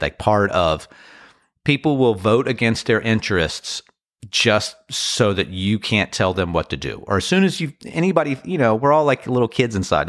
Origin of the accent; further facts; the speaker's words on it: Annapolis, Maryland, United States; also born or lived in Washington, D.C. / Crofton, Maryland; Washington, D C, Annapolis, Crofton, Maryland. Those are my hometown